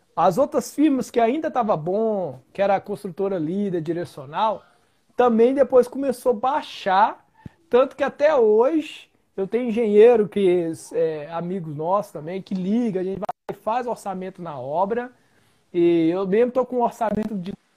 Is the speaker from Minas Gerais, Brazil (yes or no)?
yes; Belo Horizonte, Minas Gerais, Brazil; also born or lived in Ribeirão das Neves; Sou aqui de, de, da região de Belo Horizonte